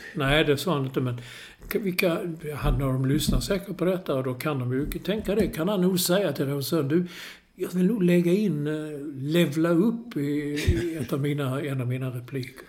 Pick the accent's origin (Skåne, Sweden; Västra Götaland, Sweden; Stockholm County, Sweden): Skåne, Sweden; Malmö; när jag var liten i Malmö